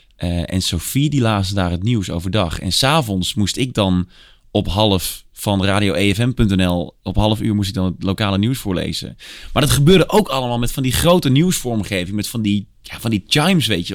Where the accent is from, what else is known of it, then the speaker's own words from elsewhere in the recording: Tilburg, North Brabant, Netherlands; Ik ben opgegroeid in Tilburg